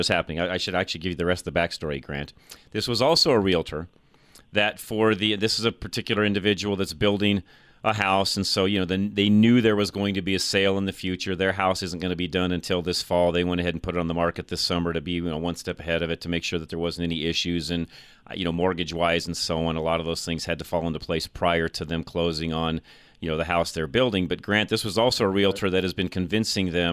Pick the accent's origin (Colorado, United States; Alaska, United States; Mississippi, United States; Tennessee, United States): Colorado, United States; Boulder; It's my hometown. It's where I grew up